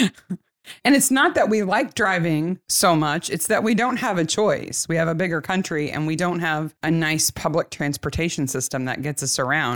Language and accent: English; United States; I'm American